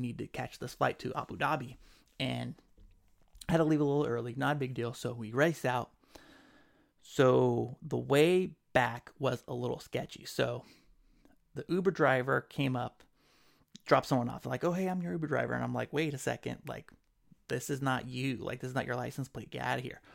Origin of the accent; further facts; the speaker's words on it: Sacramento, California, United States; I'm from Sacramento.